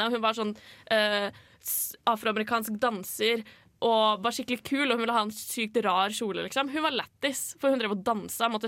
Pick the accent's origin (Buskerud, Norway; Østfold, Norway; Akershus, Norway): Akershus, Norway; Lørenskog; Jeg er fra Lørenskog.